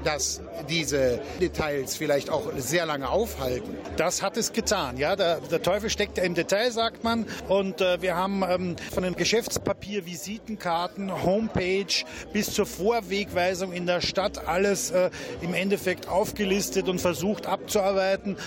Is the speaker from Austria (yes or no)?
yes; Austria; now in Krefeld, Germany; Ich bin gebürtiger Österreicher